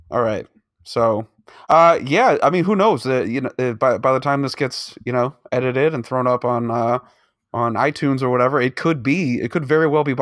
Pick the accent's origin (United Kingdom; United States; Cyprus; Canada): Canada; Because we're from Canada.